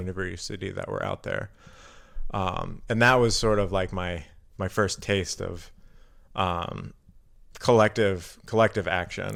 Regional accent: Carbondale, Illinois, United States; now in Milwaukee, United States; I'm from Southern Illinois. Um, so I was born in Carbondale, Illinois

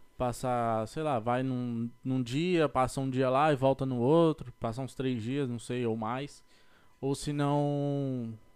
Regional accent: São Paulo, Brazil; now in United States; eu sou da, de São Paulo, capital

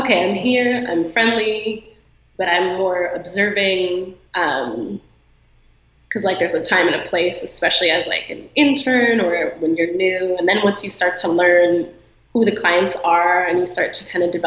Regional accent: Illinois, United States; now in Los Angeles, United States; I'm from Illinois

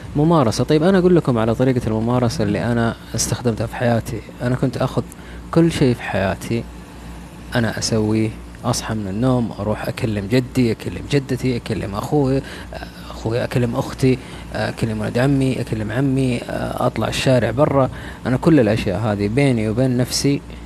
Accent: Taif, Makkah Province, Saudi Arabia; أنا آه، من الطائف أساسا

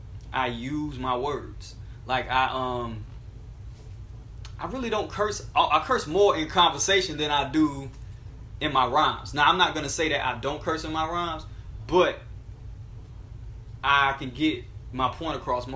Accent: Alabama, United States; A lot of times people don't even believe I'm from Alabama because they think that, you know, being Southern is monolithic

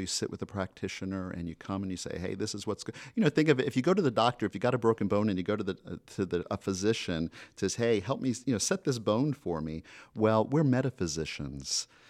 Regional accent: Florida, United States; moved away as an adult; also born or lived in Colorado; now in Rhode Island, United States; I'm from Florida by way of Colorado.

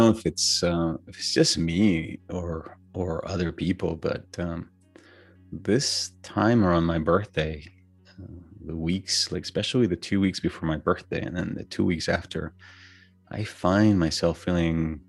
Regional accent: Venezuela; moved away; Growing up in Venezuela, just birthdays was very important

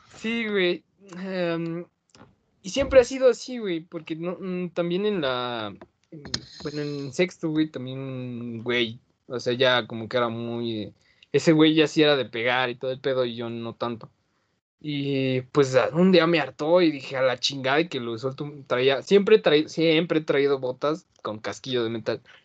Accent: Mexico City, Mexico; yo nací en Álvaro Obregón, güey. Me registraron en Coyoacán pero eh, yo, me, yo me considero de Benito Juárez

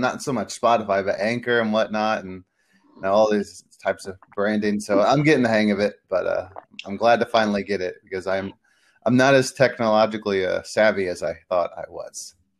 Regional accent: Midwest, United States; born or raised there; also born or lived in Peru

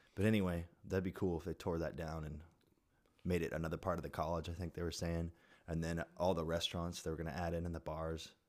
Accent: Florence, Oregon, United States; moved away; I grew up there

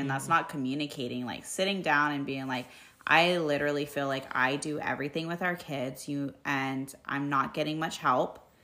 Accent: United States; as an American

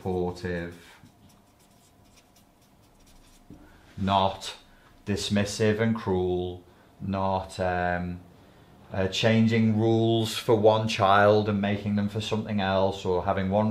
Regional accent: Liverpool, North West England, United Kingdom; accent: Scouse; I nearly went a bit Scouse then, my regional accent nearly came through. I try and control it.

